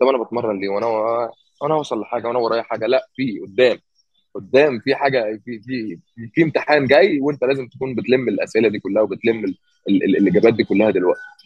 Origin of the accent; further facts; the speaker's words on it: Egypt; moved away as an adult; now in United States; انا من مصر